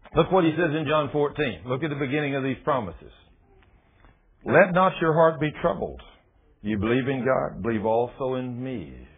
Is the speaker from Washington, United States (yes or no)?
no; Texas, United States; I'm from Texas